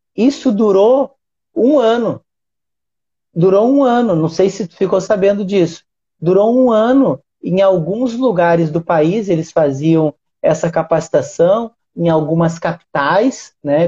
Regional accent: Uruguaiana, Rio Grande do Sul, Brazil; now in Rio de Janeiro, Brazil; que é a Liga Uruguaianense de Basquete, que é a cidade onde eu nasci

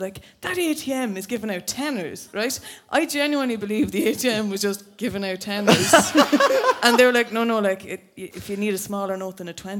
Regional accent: Nobber, Leinster, Ireland; I am from Nobber.

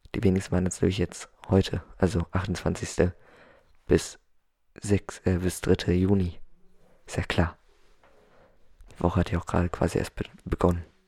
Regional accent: Germany; Dann komme ich aus Europa genau zu sein, aus Deutschland.

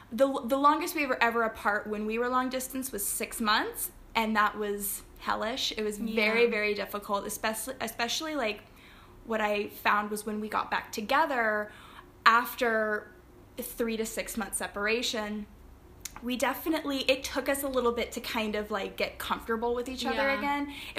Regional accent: Flintstone, Georgia, United States; moved away as an adult; now in Barbados; I am originally from Flintstone, Georgia, close to Chattanooga, Tennessee. I'm in Barbados now. I've been here since October last year

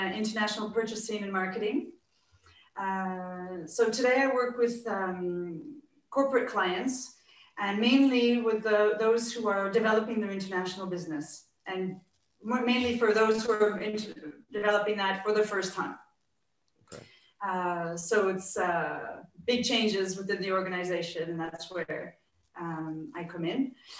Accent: Canada; now in France; as a Canadian living in France

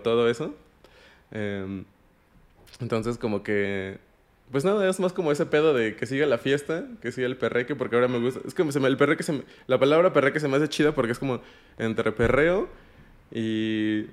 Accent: Mexico; moved away as an adult; also born or lived in Amsterdam, Netherlands; yo soy mexicano

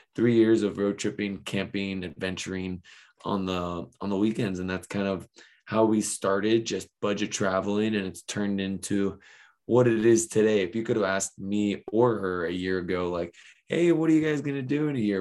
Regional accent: Ventura, California, United States; I grew up here in Ventura, California, which is about an hour north of Los Angeles.

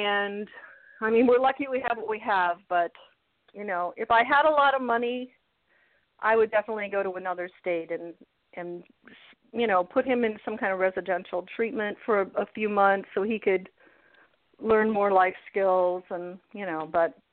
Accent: outside of Chicago, Illinois, United States; now in Florida, United States; I was born and raised outside of Chicago

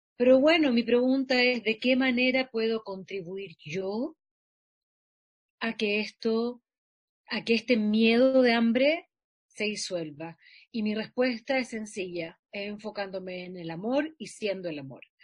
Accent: Santiago, Santiago Metropolitan Region, Chile; en mi escuela atravesar Santiago de la Florida a Bellavista, donde queda la escuela

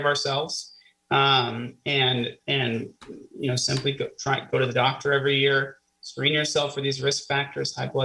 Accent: Kansas City, Missouri, United States; also born or lived in Florida / Cincinnati, Ohio; now in Erie, United States; I grew up in Kansas City

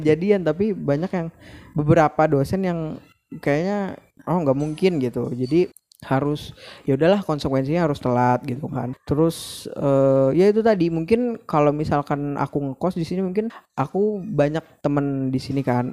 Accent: Banjarbaru, South Kalimantan, Indonesia; moved away as an adult; now in Banjarmasin, Indonesia; aku kan dari Banjarbaru

